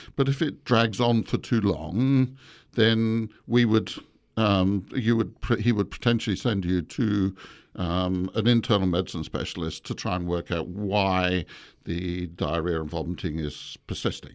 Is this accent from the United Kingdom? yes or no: yes; England, United Kingdom; moved away; also born or lived in Malaysia; I grew up in England, but I was born in Malaysia